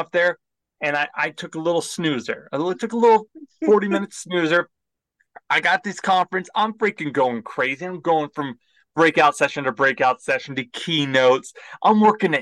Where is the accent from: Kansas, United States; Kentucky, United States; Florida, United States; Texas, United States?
Texas, United States; Houston; I'm from Houston.